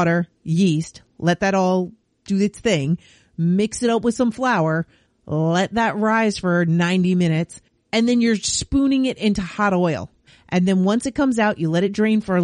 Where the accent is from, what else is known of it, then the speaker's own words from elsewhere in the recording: New York, United States; now in Canada; Growing up in New York